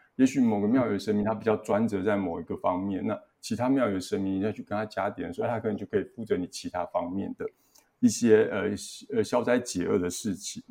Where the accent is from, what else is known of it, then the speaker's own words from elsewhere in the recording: Yongkang, Tainan, Taiwan; 在我们老家那边永康的一间妈祖庙